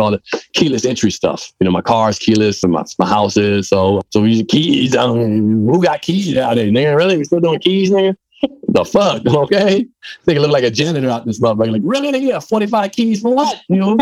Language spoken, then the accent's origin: English; Maryland, United States; it wasn't Jamaicans around when I was growing up in Maryland where I was living at all.